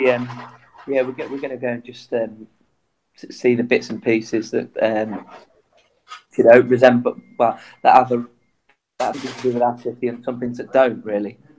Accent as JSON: {"language": "English", "town": "Coventry", "region": "West Midlands", "country": "United Kingdom", "said": "I'm from Coventry"}